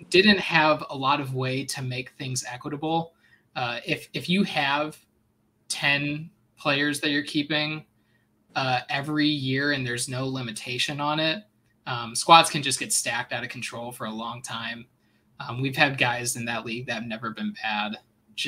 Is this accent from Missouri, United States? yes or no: yes; St. Louis, Missouri, United States; born and raised in St. Louis